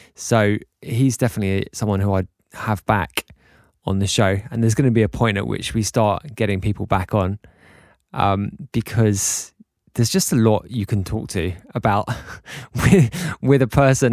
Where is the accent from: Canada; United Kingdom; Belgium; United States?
United Kingdom; England; now in Mallorca, Spain; being English guys